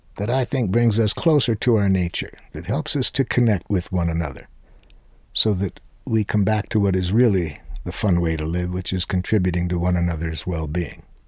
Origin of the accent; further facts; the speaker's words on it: Detroit, Michigan, United States; the language that I was educated to speak growing up in Detroit